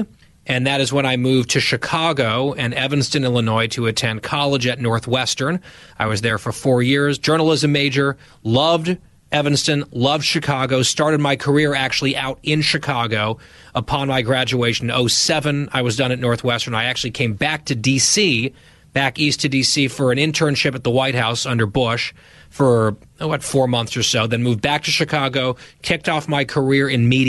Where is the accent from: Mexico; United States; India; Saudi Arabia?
Saudi Arabia; Dhahran, Eastern Province; born there; I was born March 1985. I was born in Saudi Arabia, in Dahran, Saudi Arabia. My dad was working over there.